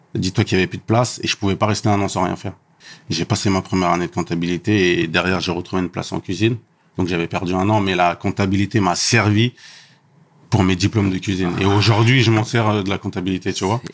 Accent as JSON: {"language": "French", "town": "Élancourt", "region": "Île-de-France", "country": "France", "said": "je viens du 78, à Elancourt, mhm. euh, dans un quartier qui s'appelle Les Réaux"}